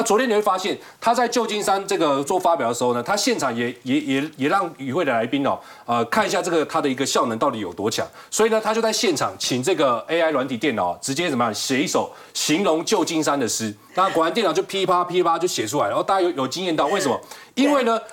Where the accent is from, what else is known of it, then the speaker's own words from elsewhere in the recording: Taiwan; 而且这三个人我觉得我是台湾人，非常骄傲，因为都是台湾人哦